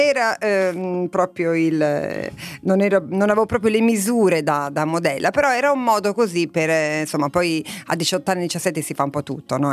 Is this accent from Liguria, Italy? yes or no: yes; Lavagna, Liguria, Italy; moved away; io sono nata a Lavagna, in una piccola cittadina